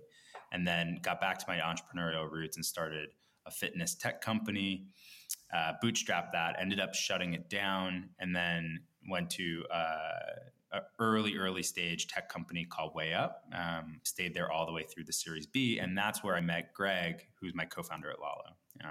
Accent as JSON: {"language": "English", "region": "New York area", "country": "United States", "tie": "born or raised there", "said": "I grew up in the New York area. Live in Brooklyn and Park Slope"}